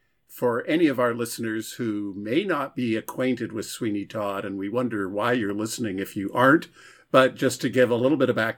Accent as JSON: {"language": "English", "country": "Canada", "said": "because I'm Canadian"}